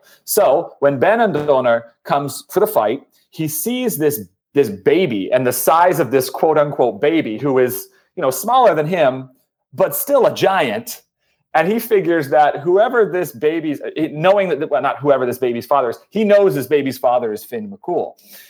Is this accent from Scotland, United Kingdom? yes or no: yes; Scotland, United Kingdom; But, yeah, you know, being a Scotsman myself, I don't subscribe to that version.